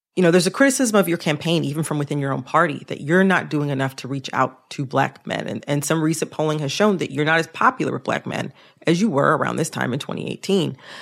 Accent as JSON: {"language": "English", "region": "the North", "country": "United States", "said": "I'm from the North."}